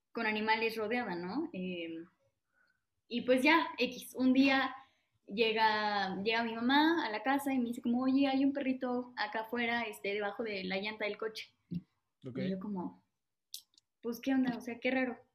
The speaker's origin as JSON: {"language": "Spanish", "town": "San Juan del Río", "region": "Querétaro", "country": "Mexico", "said": "Así es, soy"}